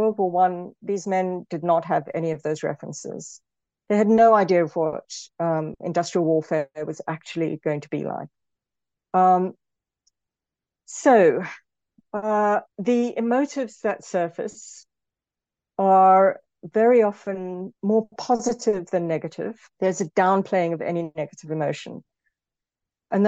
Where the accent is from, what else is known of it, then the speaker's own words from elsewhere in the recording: South Africa; moved away; also born or lived in Britain; as a South African, for example, I'm often thought, especially in Britain, the way I talk is often sometimes assumed to be aggressive